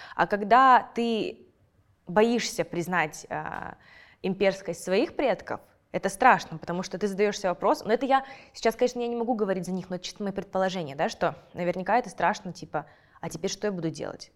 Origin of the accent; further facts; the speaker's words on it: Kazakhstan; я этими исследованиями занимаюсь, и потом я хожу на какие-нибудь подкасты в Казахстане